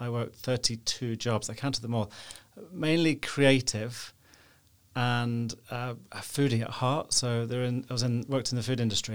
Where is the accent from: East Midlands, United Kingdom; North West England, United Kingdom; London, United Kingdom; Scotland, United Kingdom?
East Midlands, United Kingdom; Nottingham; moved away as an adult; now in Belfast, United Kingdom; I'm from the Midlands in England, from Nottingham